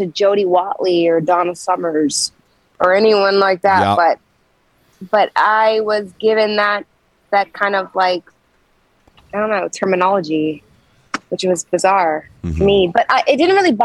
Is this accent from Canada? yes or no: yes; Toronto, Ontario, Canada; moved away as an adult; now in Nashville, United States; I was born in Scarborough